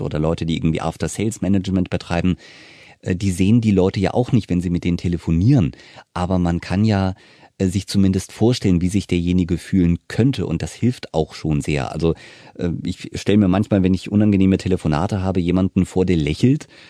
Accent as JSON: {"language": "German", "town": "Wiesbaden", "region": "Hesse", "country": "Germany", "tie": "born or raised there", "said": "ich bin ja aufgewachsen in Wiesbaden, wir sind ja beide Hesse"}